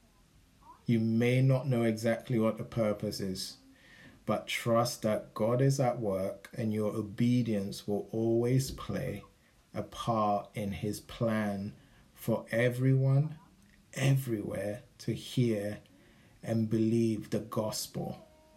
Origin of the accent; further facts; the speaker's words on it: United Kingdom; moved away as an adult; now in San Diego, United States; we're from Britain